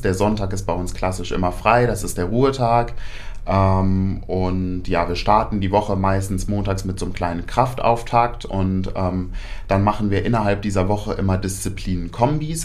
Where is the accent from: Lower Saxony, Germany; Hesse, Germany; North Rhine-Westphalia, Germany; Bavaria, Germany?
North Rhine-Westphalia, Germany; Paderborn; moved away as an adult; now in Hannover, Germany; bin ursprünglich eigentlich kein Hannoveraner, ähm, komme aus Paderborn oder aus der Nähe von Paderborn, wem das was sagt. Ähm, dort habe ich auch mein ABI gemacht, 2018